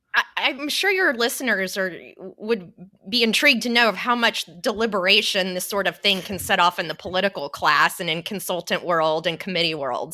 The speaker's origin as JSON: {"language": "English", "town": "Fort Worth", "region": "Texas", "country": "United States", "tie": "born or raised there", "said": "my hometown of Fort Worth, Texas"}